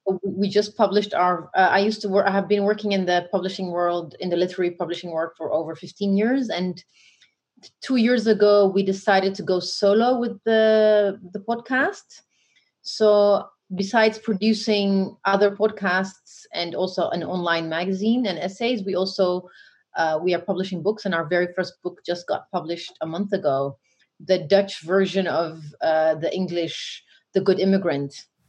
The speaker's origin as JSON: {"language": "English", "region": "Oromia", "country": "Ethiopia", "moved": "yes", "lives_now": "Netherlands", "said": "I'm black first, and then African, then Ethiopian, then Oromo."}